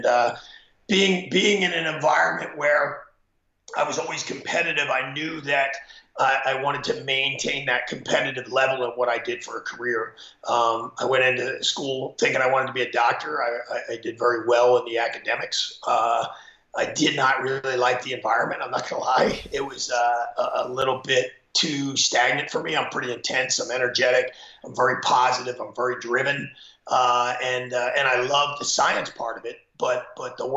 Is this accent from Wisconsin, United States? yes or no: no; Pennsylvania, United States; I'm from Pennsylvania. I mean, Pennsylvania's a wrestling state. So growing up, my older brother wrestled